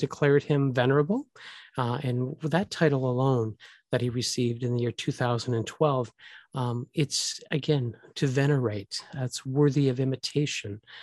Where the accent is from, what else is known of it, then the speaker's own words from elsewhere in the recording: Canada; I am a Canadian.